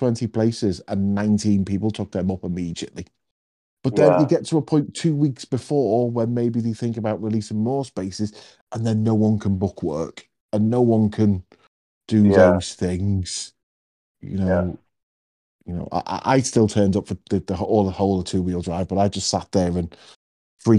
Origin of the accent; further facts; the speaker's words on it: United Kingdom; we're British